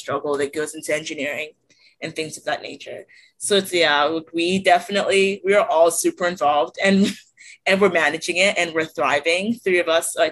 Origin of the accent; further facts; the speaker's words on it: Townsend, Delaware, United States; also born or lived in Nigeria; now in California, United States; I'm from Delaware, you know, and even before like moving to Delaware, I'm an immigrant. So like I was born in Nigeria, I moved here in 2008.